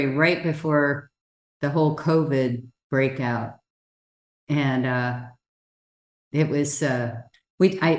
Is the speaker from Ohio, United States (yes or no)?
no; Hawaii, United States; The last of 10 children, born and raised in Hawaii